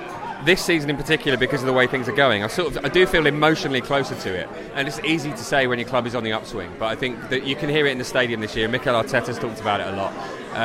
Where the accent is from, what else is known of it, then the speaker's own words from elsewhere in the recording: Essex, London, United Kingdom; I live in where I'm from Essex, but it is technically a London borough.